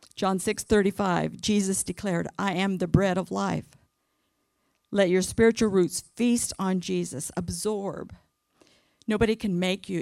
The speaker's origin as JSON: {"language": "English", "region": "California", "country": "United States", "tie": "born or raised there", "moved": "yes", "lives_now": "Arkansas, United States", "said": "I was born and raised in California"}